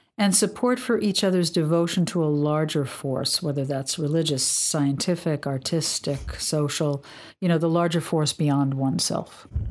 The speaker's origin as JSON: {"language": "English", "region": "New York", "country": "United States", "moved": "yes", "said": "I'm from New York, and, um, when I was living in New York in the eighties"}